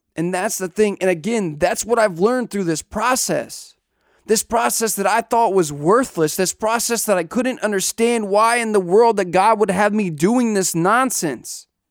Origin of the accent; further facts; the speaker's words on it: Southeast Missouri, United States; I grew up in Southeast Missouri